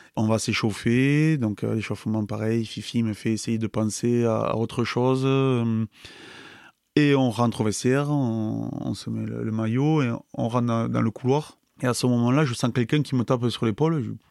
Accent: Pau, Nouvelle-Aquitaine, France; also born or lived in Nay / Biarritz; j'ai grandi à Pau. Au début, on habitait à Pau, et puis après, mon père jouait au rugby à Naï

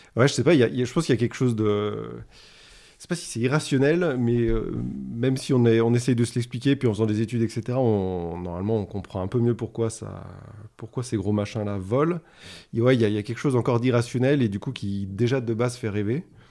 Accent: the Alps, France; je viens des Alpes et tu as raison, on partage ça. Euh, je pense que ça a été une chance de grandir là-bas

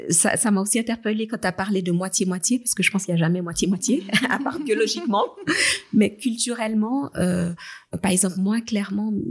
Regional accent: Le Locle, Neuchâtel, Switzerland; tu viens d'où? Ah, bah, je suis fribourgeoise. Et attendre les réactions où j'ai grandi au locle.

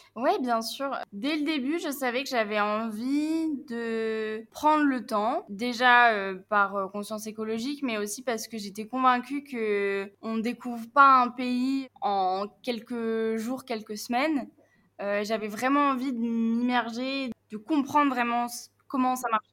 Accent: Picardy, Hauts-de-France, France; moved away; j'ai 24 ans, euh, je viens de Picardie

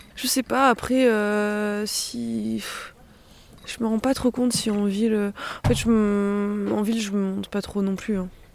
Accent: Clermont-Ferrand, Auvergne-Rhône-Alpes, France; now in Cunlhat, France; Moi, j'ai grandi à Clermont

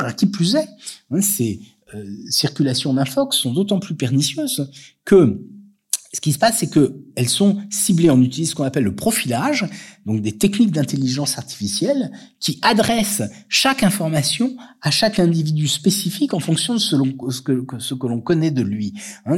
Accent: France; nous en tant que Français

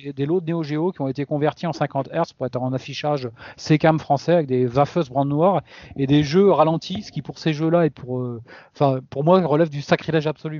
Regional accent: Sarladais, Nouvelle-Aquitaine, France; moved away; je suis de la Cambrousse à l'époque. Je, dans, je vivais dans le Sarladé, euh, magnifique région

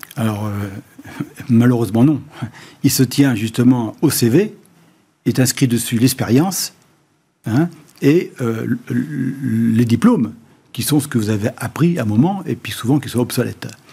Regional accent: Noirmoutier-en-l'Île, Pays de la Loire, France; je viens de Normoutier

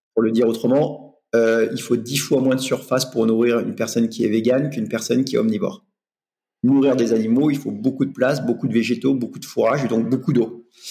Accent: Normandy, France; je viens de l'Ouest, en Normandie

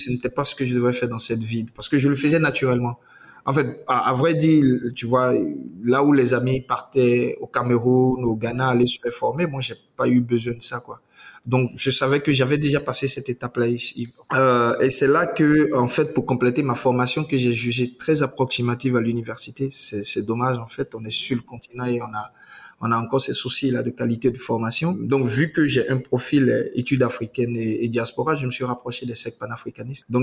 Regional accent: Côte d’Ivoire; moved away as an adult; now in Benin; je nais de parents béninois qui sont expatriés en Côte d'Ivoire. Je suis ivoirien. Euh, voilà, donc euh, bah, je, je, fais mon cursus euh, primaire et secondaire en Côte d'Ivoire.

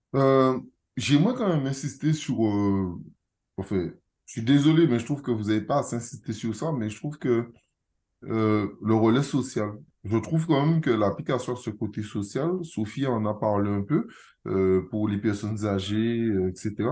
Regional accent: Guadeloupe; je suis guadeloupéen

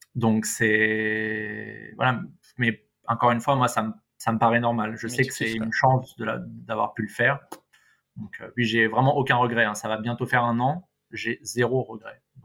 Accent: Paris, Île-de-France, France; en tant que bon parisien

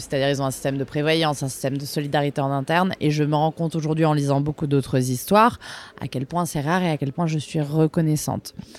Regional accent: Bordeaux, Nouvelle-Aquitaine, France; moved away as an adult; also born or lived in Reims; now in Paris, France; j'ai grandi à Bordeaux

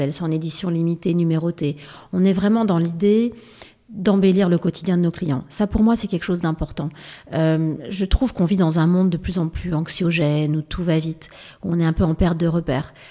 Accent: Paris, Île-de-France, France; also born or lived in Provence / Var; je vivais à Paris et je passais toutes mes vacances dans le sud

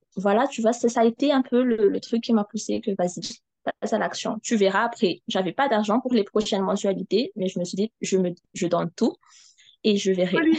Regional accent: Madagascar; je suis malgache, euh, j'habite à Madagascar

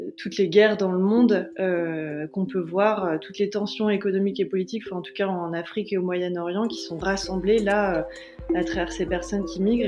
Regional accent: Calais, Hauts-de-France, France; je viens de Calais

